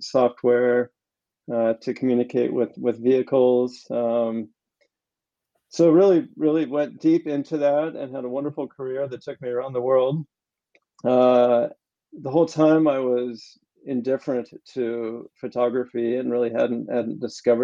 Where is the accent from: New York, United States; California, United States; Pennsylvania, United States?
California, United States; moved away as an adult; also born or lived in Boulder, Colorado / Paris, France; I'm from California originally